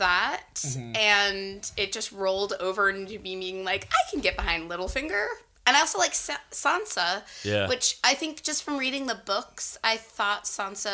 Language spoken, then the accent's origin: English; Goffstown, New Hampshire, United States; Southern New Hampshire by Manchester. So I grew up really close to Boston